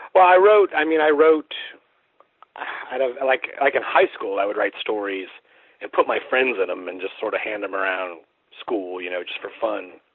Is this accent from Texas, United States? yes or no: no; Central Florida, United States; moved away as an adult; also born or lived in Sanford, Florida / Ocala, Florida; now in Baton Rouge, United States; I'm originally from uh, Central Florida. I was born in Sanford, uh, which is kind of near Orlando and I went to high school in the Ocala area